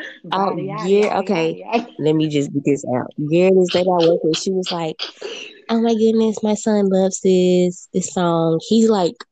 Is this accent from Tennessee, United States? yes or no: yes; Memphis, Tennessee, United States; moved away; also born or lived in Nashville, United States / California, United States; I'm from Memphis